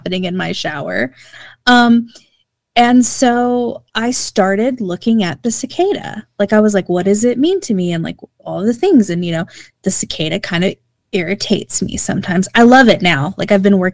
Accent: Oklahoma, United States

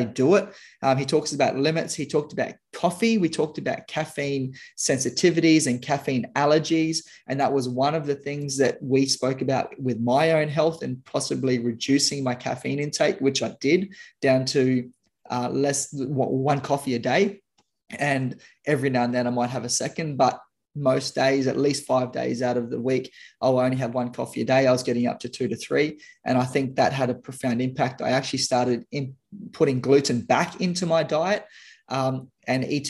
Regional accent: Darwin, Northern Territory, Australia; my hometown in Darwin

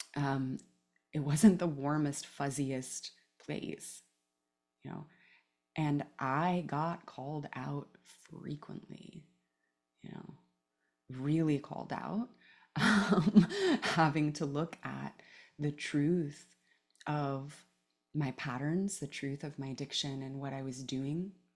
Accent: Palo Alto, California, United States; also born or lived in Oakland; I grew up in, uh, Palo Alto mostly. I was born actually in Oakland and lived there for the first few years of my life, but grew up in Palo Alto in the nineties

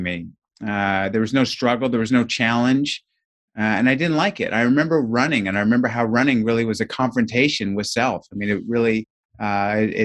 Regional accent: Southern California, United States; I grew up in Southern California, and some of my earliest childhood recollections are running home from kindergarten

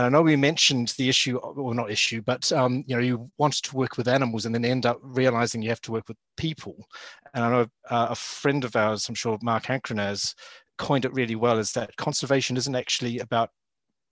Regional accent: New Zealand; accent: Kiwi; moved away as an adult; now in United Kingdom; I grew up in New Zealand and did my university training

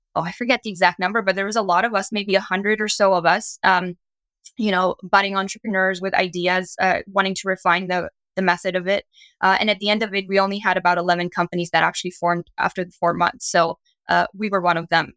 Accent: Canada; also born or lived in New York; when I moved back from New York, uh, back home in Canada

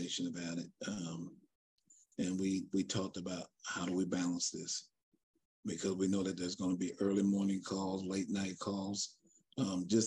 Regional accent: Charleston, South Carolina, United States; now in Dallas, United States; I'm from Charleston, South Carolina

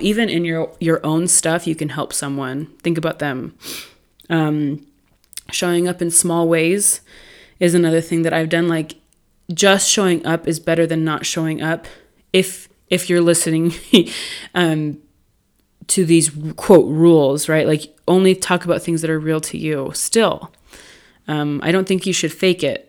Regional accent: California, United States; I grew up in California.

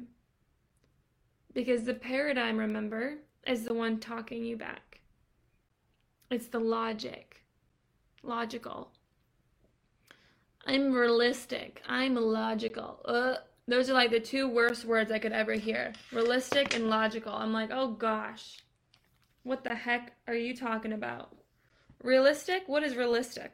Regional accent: Boston, Massachusetts, United States; moved away as an adult; now in Atlanta, United States; I'm from Boston originally

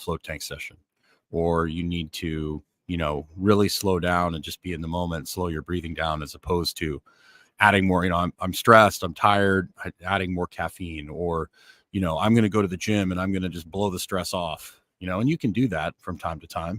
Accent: Northern Canada, Canada; because I grew up in Northern Canada and I prefer bright, you know, like Northern Canada was fine. I could snowmobile, I could ice fish, I could do things in the winter.

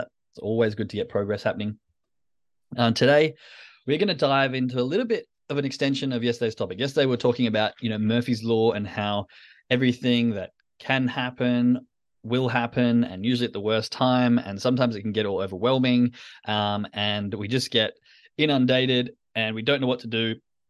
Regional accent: Perth, Western Australia, Australia; I mean, we're all originally from Perth, but one's on a Euro trip. One lives in England and one lives in Belgium.

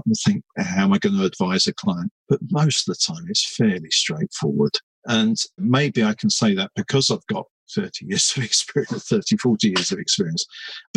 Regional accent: London, United Kingdom; I was brought up in East London, my home stomping ground

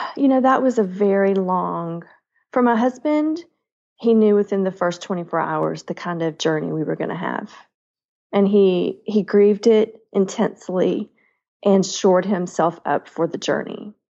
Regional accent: the South, United States; I am a Southerner at heart

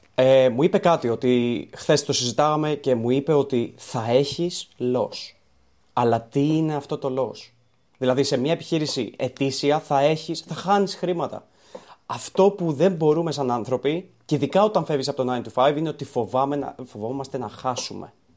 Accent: Greece; born or raised there

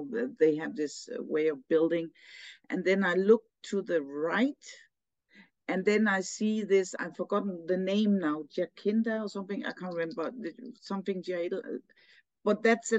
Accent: Denmark; I'm from Denmark and so brought up here, you know, grown up in this culture

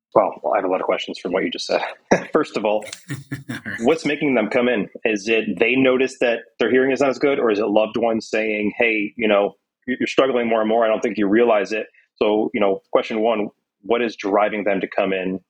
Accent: Syracuse, New York, United States; moved away; my hometown, Syracuse, New York

